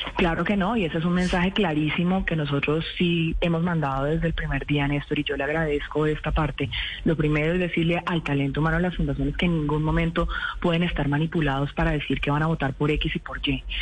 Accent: Colombia; somos los colombianos y las colombianas

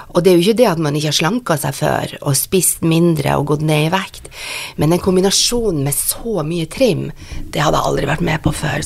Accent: Northern Norway, Norway; jeg er nordlending og er vant til det

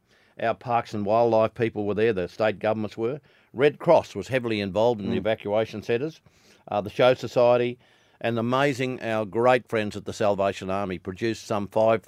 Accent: Millmerran, Queensland, Australia; I live on the end of a power line in my hometown of Mulmerin, well out of town.

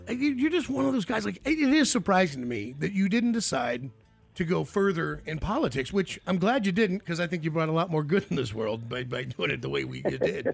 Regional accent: United States; If you're born as American

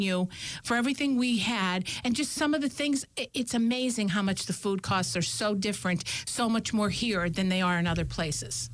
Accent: Scranton, Pennsylvania, United States; we're from Scranton, Pennsylvania

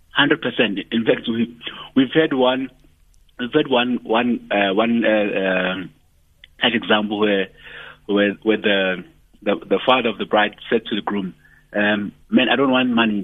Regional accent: Ndwedwe, KwaZulu-Natal, South Africa; I come from Ndwedwe in KZN.

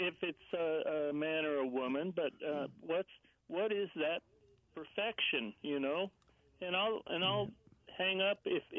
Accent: Long Island, New York, United States; born there; I was asked, where are you from? And I said, well, I was born in Long Island.

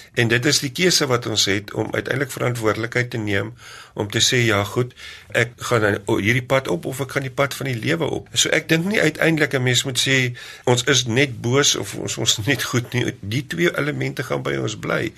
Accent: South Africa; ek het in die Karoo groot geword

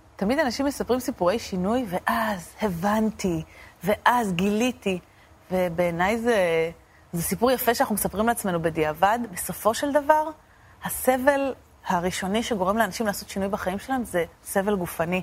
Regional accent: Argentina; now in Israel; אני נולדתי בארגנטינה, הוריי נולדו בארגנטינה

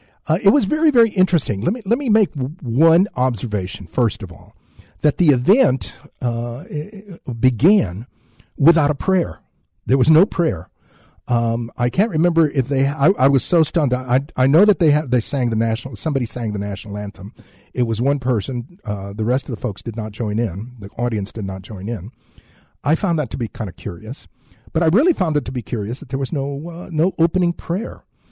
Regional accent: San Antonio, Texas, United States; because I've been around it for so long since I've grown up here in San Antonio

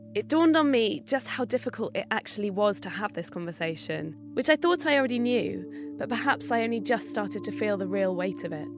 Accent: Bath, South West England, United Kingdom; I grew up in Bath

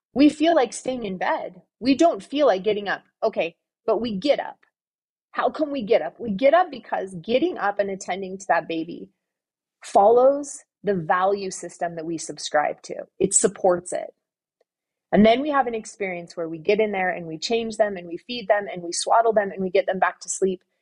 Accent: Southern California, United States; moved away; I grew up in Southern California

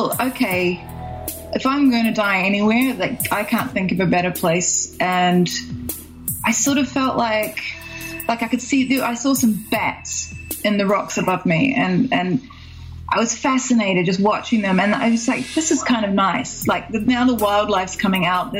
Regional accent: New Zealand; I'm from New Zealand

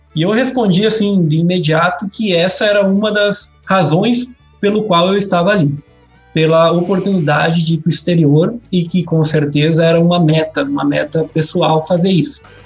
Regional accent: Erechim, Rio Grande do Sul, Brazil; moved away as an adult; now in Piracicaba, Brazil; eu sou é, natural lá de Erechim, do interior de Erechim, no norte do estado do Rio Grande do Sul

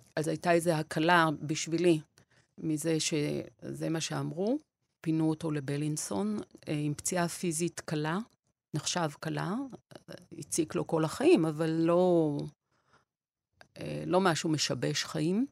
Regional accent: Beersheba, Southern District, Israel; born or raised there; also born or lived in Wrocław, Poland / Nahariya, Israel

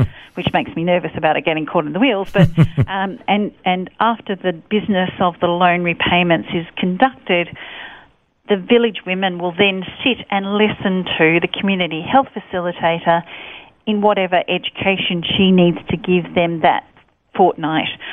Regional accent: Sydney, New South Wales, Australia; I was born in Hornsby Hospital. Um, and raised by my parents in Pennant Hills in New South Wales

